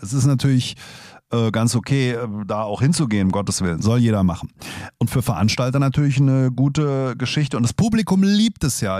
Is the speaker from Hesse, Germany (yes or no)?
yes; Hesse, Germany; wir Hesse